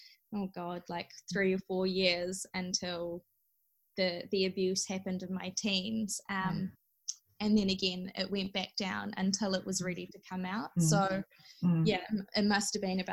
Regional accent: New Zealand; being raised in this culture and being a minority and trying to prove that I am Kiwi

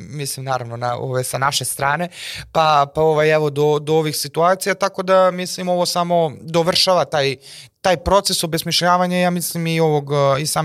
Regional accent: Serbia; mi moramo kao Srbi koji su 80-90% protiv NATO pakta

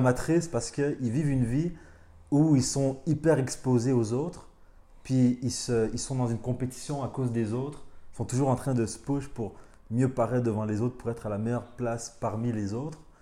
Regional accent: Montreal, Quebec, Canada; also born or lived in Rwanda / Paris, France; on est arrivé au Canada quand j'avais 4 ans. Puis à partir de là, genre, euh, j'ai grandi à Montréal

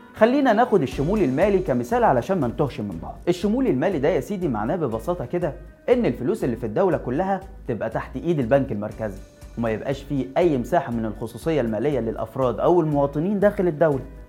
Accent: Egypt; احنا كمصريين

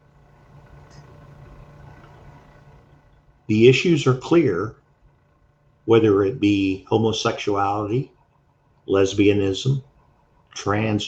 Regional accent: United States

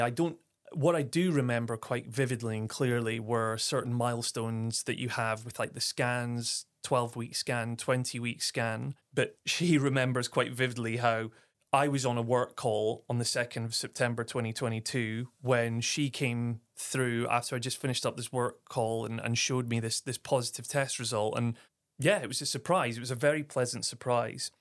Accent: Aberdeen, Scotland, United Kingdom; moved away; also born or lived in Clapham, London; I'm born and raised in Aberdeen, Scotland, the northeast of Scotland

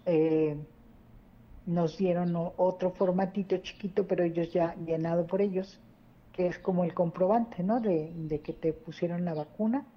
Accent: Mexico; now in Saltillo, Mexico; yo soy de México, ya tengo aquí viviendo 33 años, ¿verdad? Mis dos hijos eh, son saltillenses

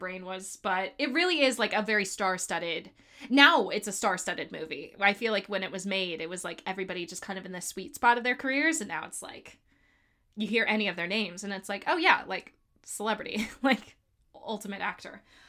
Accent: Miami, Florida, United States; I'm from Miami.

